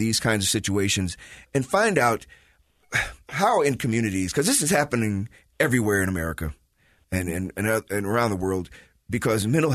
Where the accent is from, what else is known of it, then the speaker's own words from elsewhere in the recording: Chicago, Illinois, United States; moved away as an adult; now in Utah, United States; I'm from Chicago